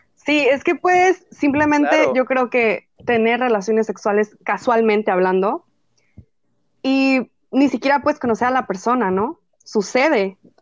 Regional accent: northern Mexico, Mexico; como buena norteña, soy fanática de la carne asada

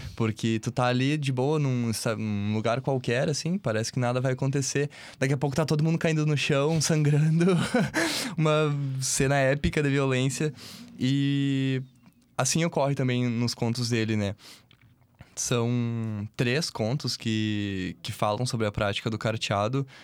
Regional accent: Santiago, Rio Grande do Sul, Brazil; Santiago que foi a, ah, o lugar onde eu, eu, passei boa parte da minha infância aqui no Rio Grande do Sul

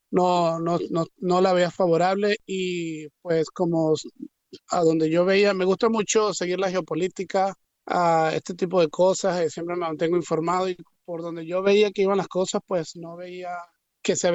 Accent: Venezuela; moved away as an adult; hacer lo mismo que hacía en Venezuela, pero con la pasión que lo hacía por mi tierra, por mi gente, por, por mis olores, por mis sabores, por mis colores que representan lo que es Venezuela

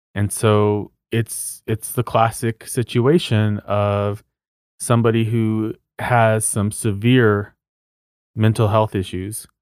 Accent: Socorro, New Mexico, United States; my hometown is called Socorro, which is about seventy miles north of Truth or Consequences

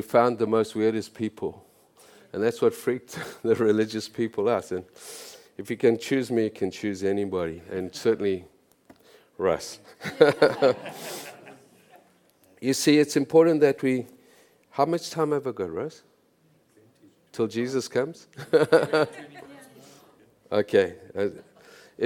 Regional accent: South Africa; moved away as an adult; now in Canada; I'm from South Africa

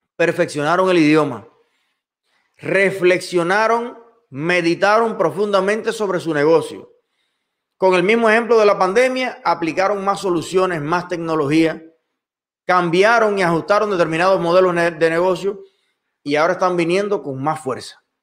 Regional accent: Cuba; moved away as an adult; now in United States; Yo soy un ciudadano cubano que llegué a los Estados Unidos

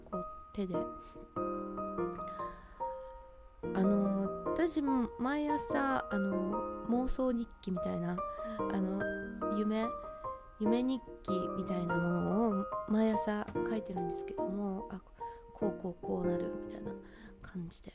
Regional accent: Hokkaido, Japan; moved away; その時に北海道に帰ろうと思ってたら

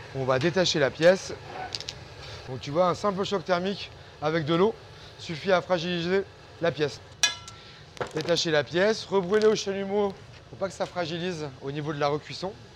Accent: Auvergne-Rhône-Alpes, France; moved away as an adult; also born or lived in Lyon; now in Paris, France; Moi, je viens de l'Auvergne. J'ai donc euh, fait ma scolarité euh, là-bas

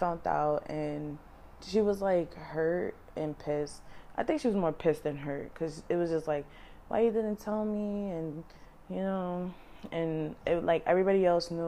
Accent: New York City, New York, United States; Once we moved from Mashula Parkway, we moved to St. Lawrence in the Bronx

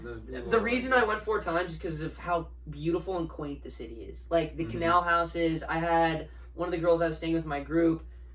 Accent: United States; I realized how American I was

